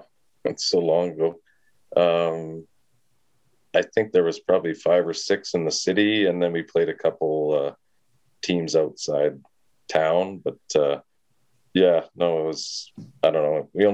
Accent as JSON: {"language": "English", "town": "Regina", "region": "Saskatchewan", "country": "Canada", "also_born_or_lived": "Winnipeg", "said": "I'm from Saskatchewan."}